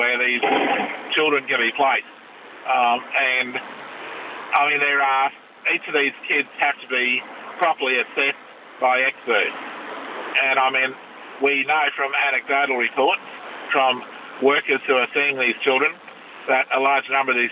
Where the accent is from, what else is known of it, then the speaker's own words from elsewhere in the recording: Brisbane, Queensland, Australia; Born and raised in Brisbane.